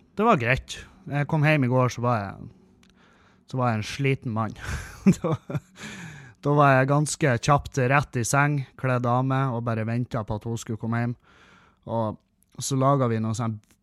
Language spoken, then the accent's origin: Norwegian; Bodø, Nordland, Norway; jeg er fra Bodø. Jeg bor i Bodø